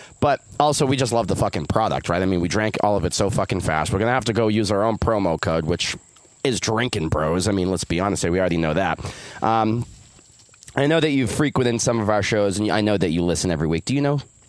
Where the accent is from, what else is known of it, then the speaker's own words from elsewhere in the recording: North Carolina, United States; Good old Johnston County, North Carolina. Born and raised.